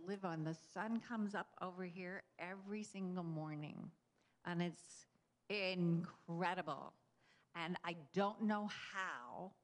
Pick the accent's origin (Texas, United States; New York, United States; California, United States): Texas, United States; I grew up in Texas